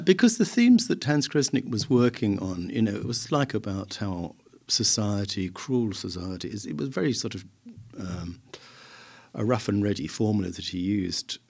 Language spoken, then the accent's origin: English; Southend-on-Sea, East of England, United Kingdom; my hometown, South End